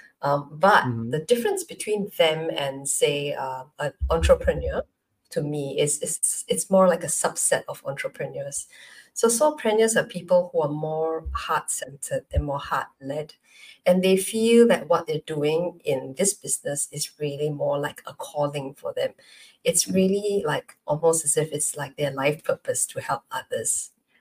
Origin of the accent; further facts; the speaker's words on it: Malaysia; now in Singapore; I'm Malaysian, but I'm based in Singapore